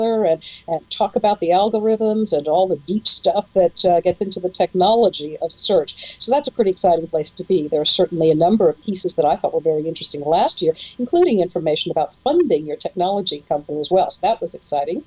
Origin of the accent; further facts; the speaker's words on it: Seattle, Washington, United States; I come from Seattle, Washington